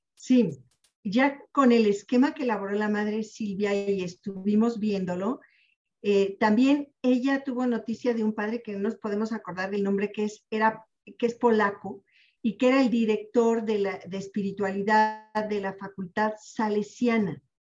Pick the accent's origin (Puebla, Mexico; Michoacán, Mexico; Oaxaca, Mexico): Puebla, Mexico; also born or lived in Mexico City; yo nací en la Ciudad de México pero me crié en Puebla